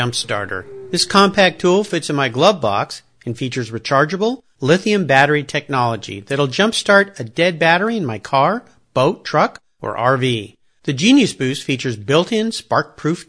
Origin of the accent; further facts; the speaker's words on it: San Diego, California, United States; I grew up in Southern California as well, just down in San Diego.